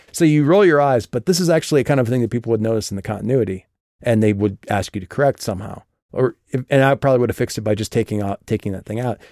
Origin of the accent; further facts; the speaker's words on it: Midwest, United States; moved away; back in my hometown